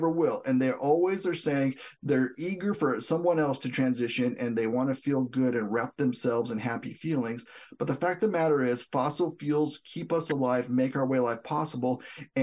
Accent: southwest New Mexico, United States; I'm from New Mexico, the southwest part of the state

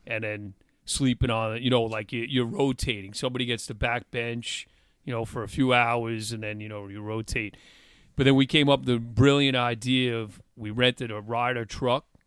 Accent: Long Island, New York, United States; also born or lived in Stony Brook, New York; I moved from Longwood and Quorum area to Stony Brook in, in eleventh grade

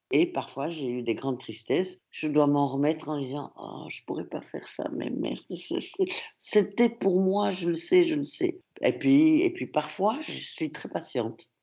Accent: Antwerp, Flanders, Belgium; first language French; now in Brussels, Belgium; Je suis francophone, ma langue maternelle, c'est le français, mais j'étais dans une école à Anvers

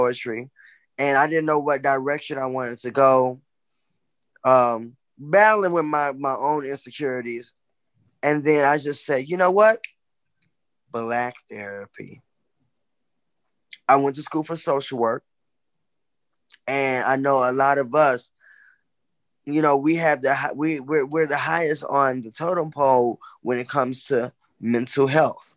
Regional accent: Justice, Illinois, United States; moved away as an adult; now in Chicago, United States; originally I am from the southwest suburbs in Illinois called Justice

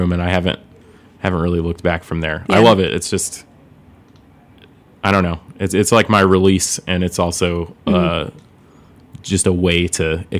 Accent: Springfield, Illinois, United States; moved away as an adult; now in Chicago, United States; I'm originally from Springfield, Illinois.

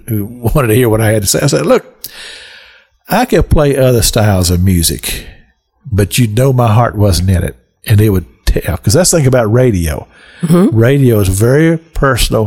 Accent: Kentucky, United States; moved away as an adult; also born or lived in Cincinnati; I grew up in Kentucky

